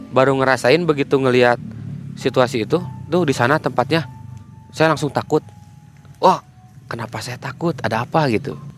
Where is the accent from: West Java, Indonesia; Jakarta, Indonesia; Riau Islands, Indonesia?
West Java, Indonesia; Bandung; Saya bilang aja dari Bandung, saya dari Bandung Barat.